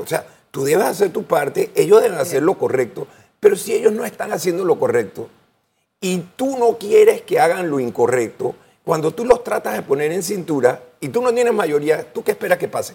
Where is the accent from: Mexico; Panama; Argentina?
Panama; Yo voy a hacer mi trabajo como panameño